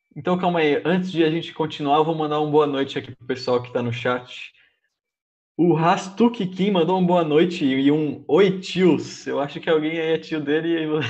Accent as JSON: {"language": "Portuguese", "country": "Brazil"}